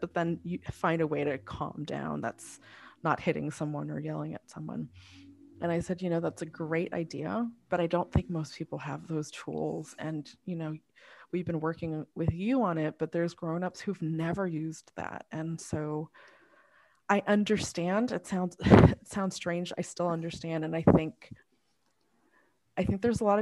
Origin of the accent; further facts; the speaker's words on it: United States; I was born here, I'm still viewed as Asian first